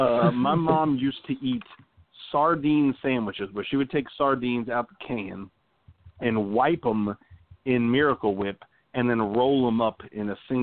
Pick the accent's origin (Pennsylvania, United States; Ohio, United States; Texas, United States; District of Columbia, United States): Texas, United States; I grew up in the South, right, from Texas, family from Louisiana.